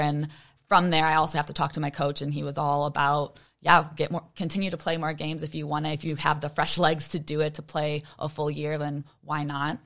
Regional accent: Chicago, Illinois, United States; born or raised there

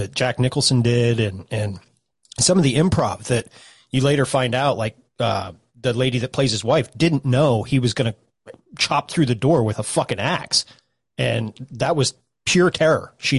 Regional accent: South Africa; I'm South African.

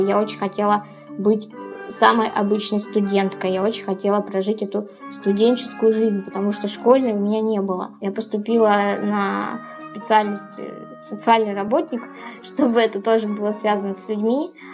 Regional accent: Ukraine; моя юность э, прошла в тусовках, в клубах, в поездках на море, потому что я из Украины

